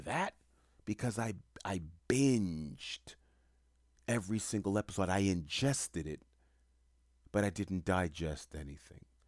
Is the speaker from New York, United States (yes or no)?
yes; New York City, New York, United States; growing up in Queens, New York when I did